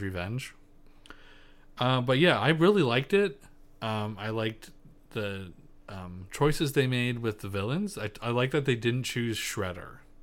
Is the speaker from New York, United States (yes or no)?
no; Pennsylvania, United States; accent: Pennsylvania Dutch; I'm full P